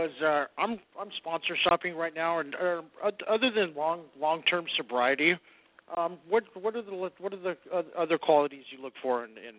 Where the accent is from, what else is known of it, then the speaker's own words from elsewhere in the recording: Redwood City, California, United States; I'm from Redwood City.